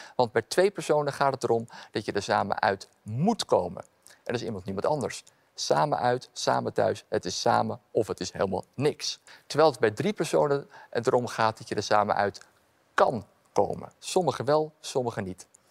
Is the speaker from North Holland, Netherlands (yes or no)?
yes; Amsterdam, North Holland, Netherlands; Ik ben opgegroeid in Amsterdam-Noord